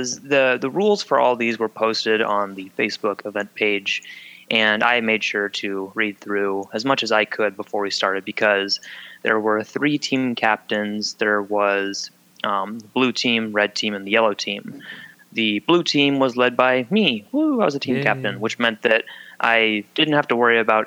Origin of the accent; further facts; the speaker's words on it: Pacific Northwest, United States; we're all from the Pacific Northwest